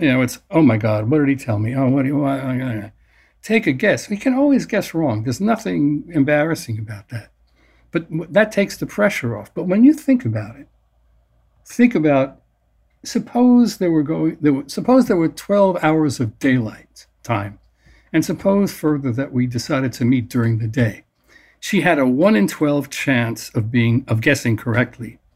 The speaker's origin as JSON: {"language": "English", "town": "New York City", "region": "New York", "country": "United States", "tie": "born or raised there", "said": "I grew up in New York City"}